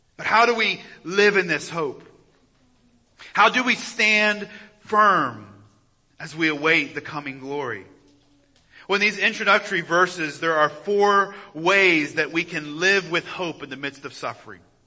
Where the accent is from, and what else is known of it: United States